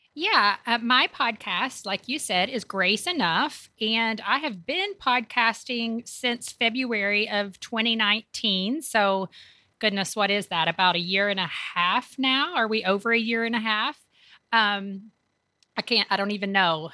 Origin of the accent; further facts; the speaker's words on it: Kentucky, United States; moved away as an adult; also born or lived in Tampa, Florida; now in Raleigh, United States; I grew up in Kentucky